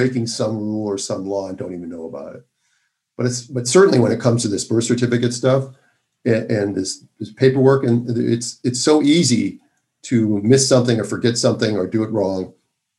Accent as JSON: {"language": "English", "region": "Minnesota", "country": "United States", "tie": "born or raised there", "moved": "yes", "said": "I'm from Minnesota, and I have an affinity for my home state, even though I haven't lived there since 1982"}